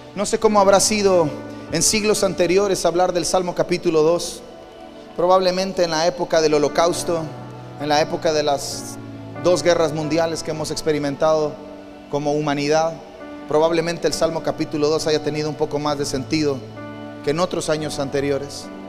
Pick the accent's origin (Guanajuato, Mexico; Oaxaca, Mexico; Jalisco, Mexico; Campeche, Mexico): Campeche, Mexico; Crecí en un barrio en Campeche, en el barrio de San Román.